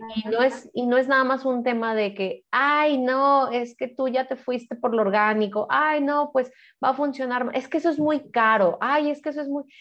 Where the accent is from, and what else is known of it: Mexico; now in Guadalajara, Mexico